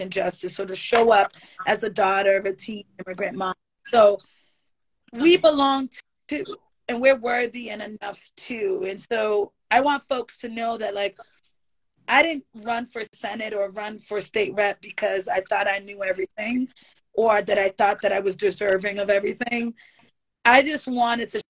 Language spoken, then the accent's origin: English; Boston, Massachusetts, United States; I grew up on Dudley Street